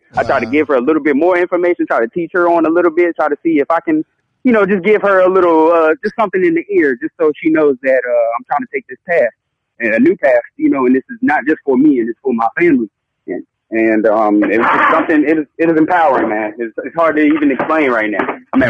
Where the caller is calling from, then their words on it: Charlotte, North Carolina, United States; I'm calling from Charlotte, North Carolina.